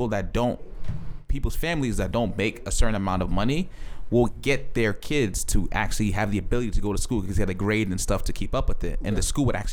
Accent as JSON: {"language": "English", "area": "Essex County", "region": "New Jersey", "country": "United States", "tie": "born or raised there", "also_born_or_lived": "Ghana / Piscataway, New Jersey", "said": "growing up in Essex County and my parents like being nurses"}